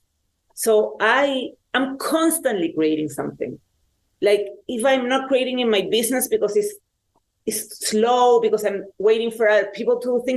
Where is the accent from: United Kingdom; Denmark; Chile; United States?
Chile; I grew up in Chile at the time that there was a dictatorship in Chile